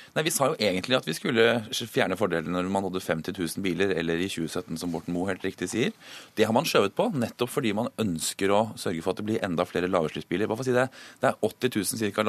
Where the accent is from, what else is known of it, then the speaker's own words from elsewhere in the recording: Akershus, Norway; Jeg kommer selv fra Akershus